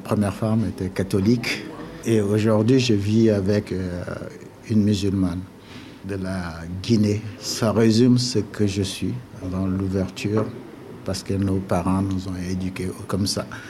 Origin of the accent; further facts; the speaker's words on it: N'Djamena, Chad; moved away; also born or lived in Nantes; je suis, un enfant de N'Djamena. J'ai grandi à N'Djamena.